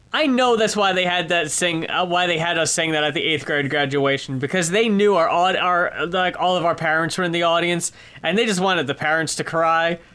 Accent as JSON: {"language": "English", "country": "United States", "tie": "born or raised there", "moved": "yes", "said": "I grew up in New York, uh, in New Jersey"}